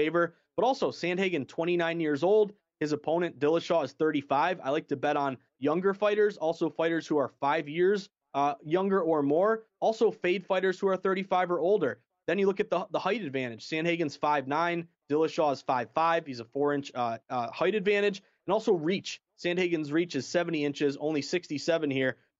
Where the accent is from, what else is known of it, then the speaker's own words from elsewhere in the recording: Boston, Massachusetts, United States; I'm a Bostonian. I'm from Massachusetts.